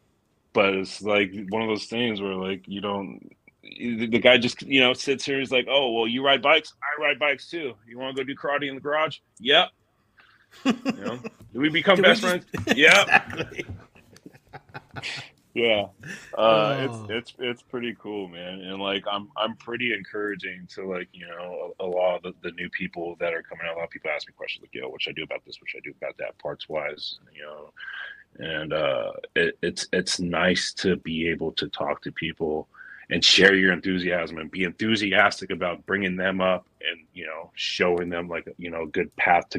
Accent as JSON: {"language": "English", "region": "Southern California", "country": "United States", "tie": "born or raised there", "moved": "yes", "lives_now": "Oregon, United States", "said": "I grew up in SoCal"}